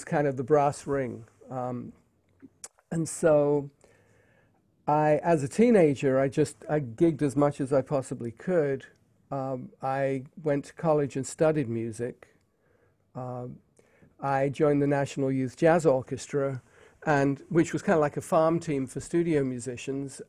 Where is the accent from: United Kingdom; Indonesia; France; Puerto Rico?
United Kingdom; England